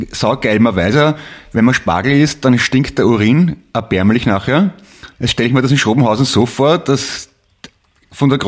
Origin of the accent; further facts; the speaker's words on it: Vienna, Austria; Ich, ich bin ja gebürtiger Wiener, ich kenne es nicht anders.